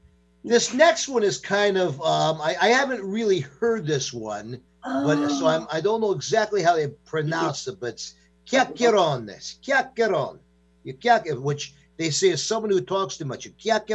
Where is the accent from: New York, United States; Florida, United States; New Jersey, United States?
New York, United States; moved away; These are things like that I grew up with back in New York and stuff.